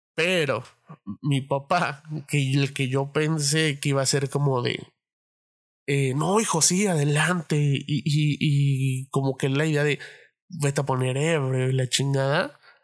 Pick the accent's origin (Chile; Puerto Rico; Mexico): Mexico; Mexico City; moved away as an adult; la Ciudad de México, de donde soy, porque ahorita estoy viviendo en otro lado